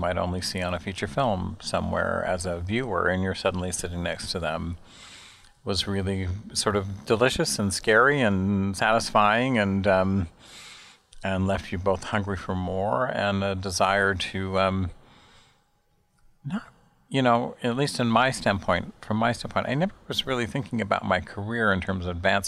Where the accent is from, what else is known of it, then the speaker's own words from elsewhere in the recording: Salt Lake City, Utah, United States; moved away as an adult; also born or lived in Chicago; now in New York, United States; I'm from Salt Lake City, Utah. I grew up in the Mountain West of the United States